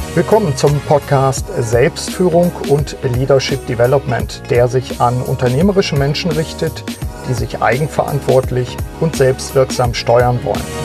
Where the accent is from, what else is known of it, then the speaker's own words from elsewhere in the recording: Osnabrück, Lower Saxony, Germany; in Osnabrück, meiner Heimatstadt